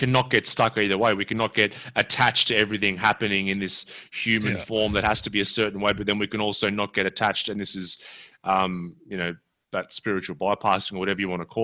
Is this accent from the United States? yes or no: no; Australia